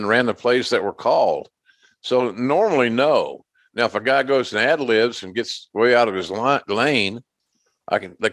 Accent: Oklahoma, United States; my home state of Oklahoma

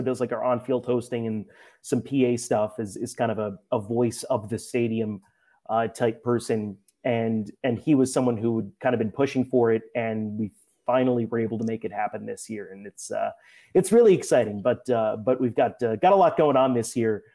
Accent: New Jersey, United States; someone from New Jersey

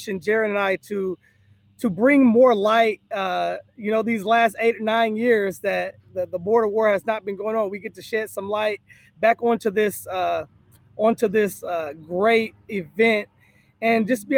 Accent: Kansas City, Kansas, United States; I'm born and raised in Kansas, Kansas City, Kansas

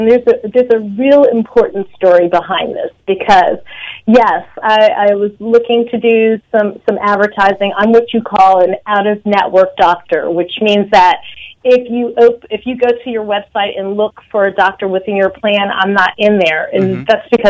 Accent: Washington metropolitan area, United States; now in New York City, United States; Although I'm originally from the Washington metropolitan area, I reside in New York City now.

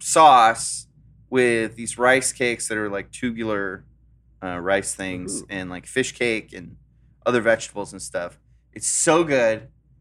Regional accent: California, United States; Growing up in California, it's like, I just wish I could smoke some weed.

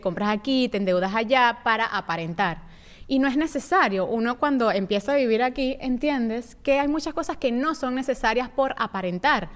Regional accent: Venezuela; moved away; also born or lived in Panama

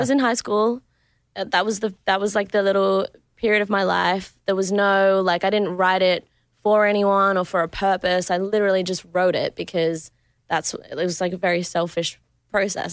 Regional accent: Adelaide, South Australia, Australia; moved away; So my hometown is in Adelaide.

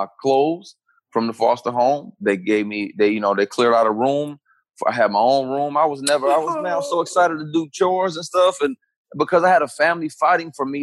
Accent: Flint, Michigan, United States; also born or lived in Detroit, Michigan / Pontiac, Michigan / Ann Arbor, Michigan; Born in Detroit, grew up in Flint, Michigan

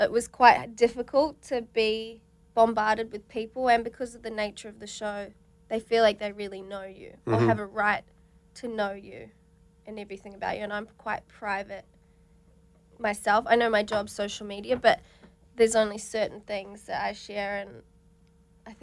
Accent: New Zealand; now in Australia; I'm originally from New Zealand, so, like, I didn't really watch Big Brother growing up

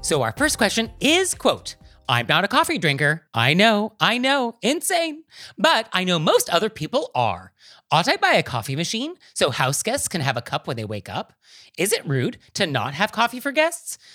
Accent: San Francisco, California, United States; I'm from San Francisco

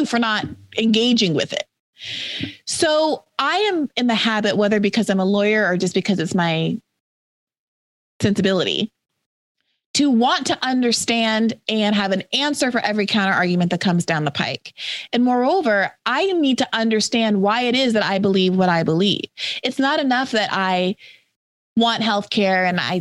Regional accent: New York, United States; I'm also from New York

